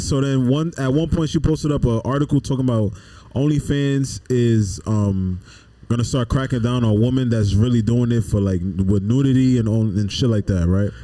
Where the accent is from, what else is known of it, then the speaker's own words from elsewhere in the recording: New York City, New York, United States; I'm from the Bronx